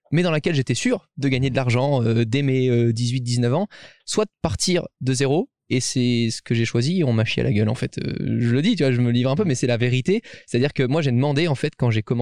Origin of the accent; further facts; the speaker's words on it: Monaco; les gens forcément savent que je viens de Monaco.